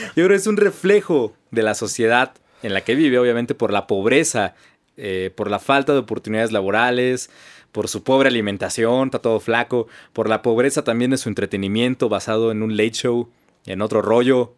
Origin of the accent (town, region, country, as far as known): Mexico